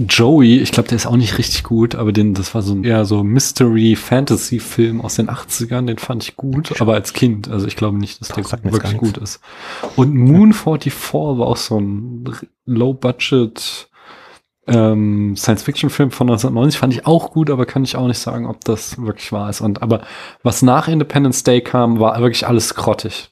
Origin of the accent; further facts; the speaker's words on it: Central Hesse, Germany; Ich bin ja so Mittelhesse